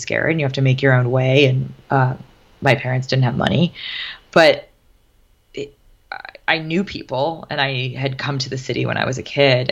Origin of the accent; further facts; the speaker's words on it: White Plains, New York, United States; now in New York City, United States; I grew up in White Plains and this is my backyard.